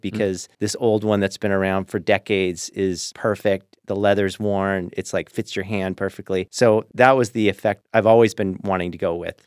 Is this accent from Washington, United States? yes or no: yes; Lakewood, Washington, United States; also born or lived in West Los Angeles; where I grew up in Lakewood